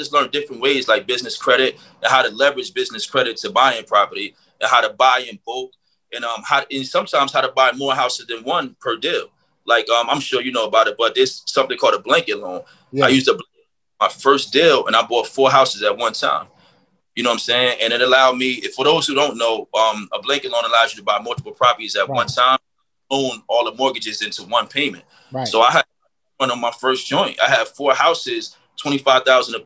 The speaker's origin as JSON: {"language": "English", "region": "New Jersey", "country": "United States", "tie": "born or raised there", "moved": "as an adult", "lives_now": "Las Vegas, United States", "said": "born and raised in Jersey. You know what I mean? I've been in Jersey all my life until I came out here to Vegas almost 3 years ago."}